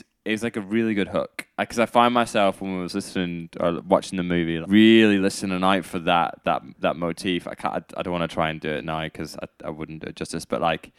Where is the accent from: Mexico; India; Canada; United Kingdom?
United Kingdom; being British